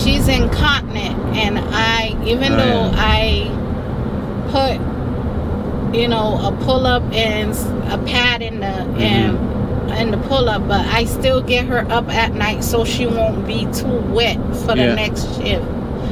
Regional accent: Haiti; moved away; I was born in Haiti

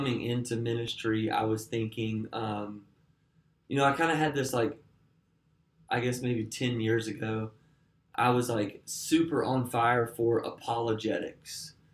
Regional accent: Alabama, United States; now in Nashville, United States; I grew up in Alabama

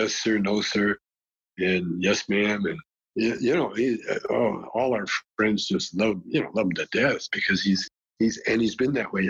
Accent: Calgary, Alberta, Canada; I had a beautiful childhood.

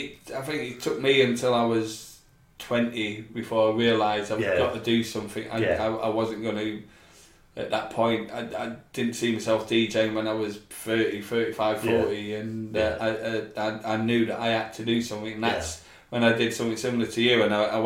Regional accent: Scotland, United Kingdom; Because I grew up in Scotland

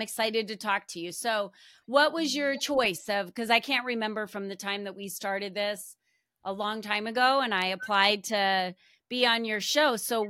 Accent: New Jersey, United States; moved away; And so this has been my home, but I'm originally from the East Coast. I moved out here from New Jersey.

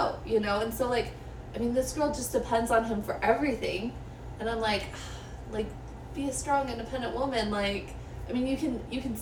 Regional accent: Utah, United States; We're from Utah.

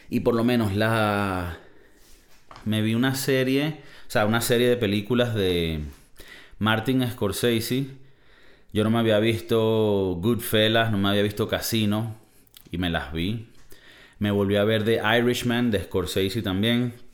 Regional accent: Valencia, Carabobo, Venezuela; soy de Valencia y cerca de Valencia hay una refinería donde refinan el petróleo para convertirlo en gas, gasolina, y hubo derrame y se jodió todo.

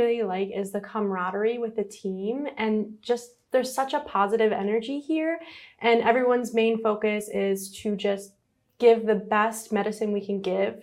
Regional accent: Michigan, United States; moved away as an adult; now in Florida, United States; I'm originally from Michigan. I was born and raised there. And when I was 18, I moved to Florida for college

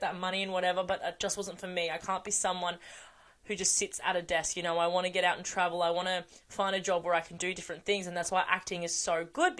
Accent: small town just off the Gold Coast, Queensland, Australia; also born or lived in Canberra; I was born in Canberra and I moved to the small town I live in now

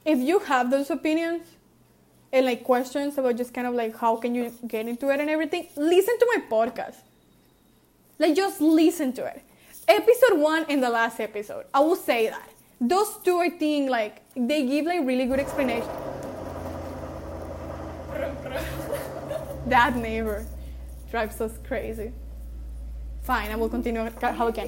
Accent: Mexico; I was raised in Mexico

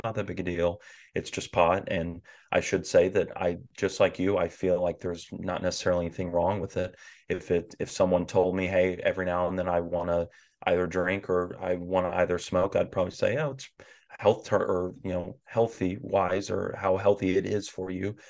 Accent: the Bible Belt of the South, United States; I grew up in the Bible Belt of the South.

